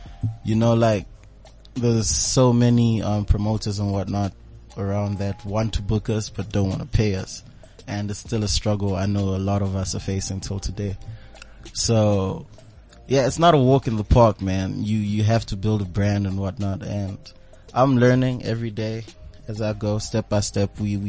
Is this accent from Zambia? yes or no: yes; Zambia; now in South Africa; Originally, I'm from Zambia. Born and bred in Zambia. Went to school there, but grew up this side.